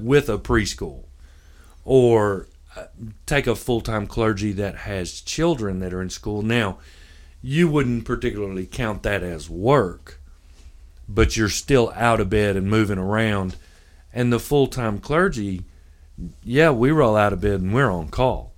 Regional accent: Memphis, Tennessee, United States; now in Union City, United States; I'm from Memphis

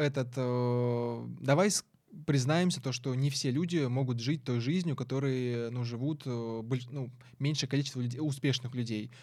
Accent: Syzran, Samara Oblast, Russia; moved away; я вообще из Самарской области, я не, я не москвич

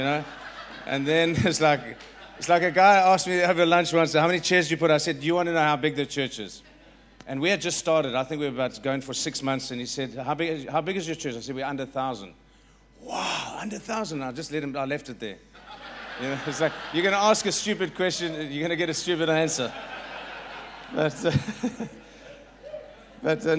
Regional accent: South Africa; I'm going to try my best as a South African

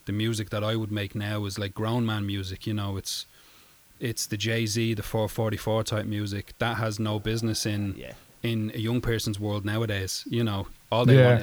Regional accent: Ireland; we're Irish, you know. We're Irish people.

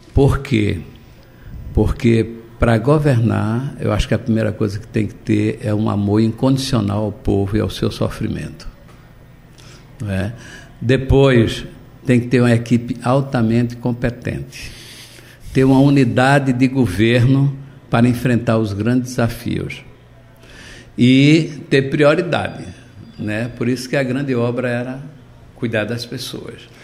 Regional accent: Recife, Pernambuco, Brazil; also born or lived in Olinda / Jaboatão dos Guararapes; vivi na região metropolitana do Recife, eu nasci em Olinda, vim morar em Recife, morei em Jaboatão

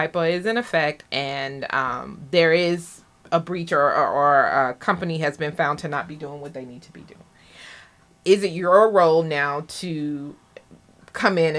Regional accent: the South, Southern United States, United States; now in Bermuda; I'm from the South too

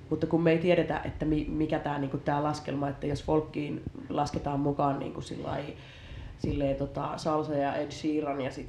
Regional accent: Hausjärvi, Kanta-Häme, Finland; olen kantahämäläinen, eli lähes tamperelainen siis itsekin, eli tuolta Hausjärveltä minä tulen enkä mistään Helsingin

